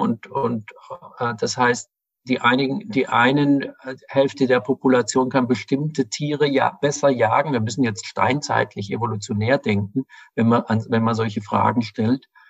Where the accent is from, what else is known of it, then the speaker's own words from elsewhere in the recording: Ravensburg, Baden-Württemberg, Germany; moved away as an adult; now in Berlin, Germany; Ich komme aus Süddeutschland und wollte da weg aus der relativ kleinen, aber schönen Stadt Ravensburg